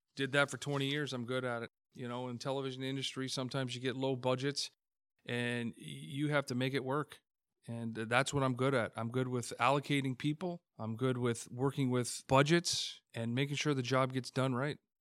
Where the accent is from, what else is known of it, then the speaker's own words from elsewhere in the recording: Hamilton, Ontario, Canada; Born and raised in Hamilton, grew up on the West Mountain